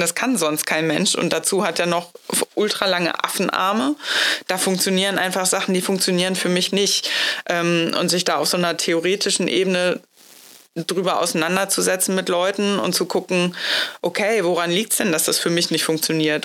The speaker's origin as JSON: {"language": "German", "region": "Hamburg", "country": "Germany", "tie": "born or raised there", "moved": "yes", "said": "das ist ja meine Heimatstadt. Da war ich aber schon weg äh, aus Hamburg schon was länger."}